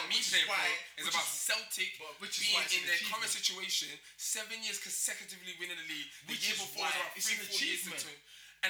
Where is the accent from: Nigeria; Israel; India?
Nigeria; I'm Nigerian.